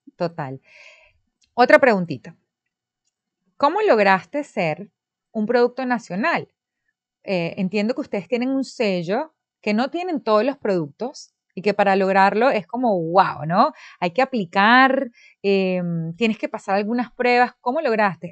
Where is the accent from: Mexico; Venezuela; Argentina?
Venezuela; now in Dominican Republic; es de mi país natal, de Venezuela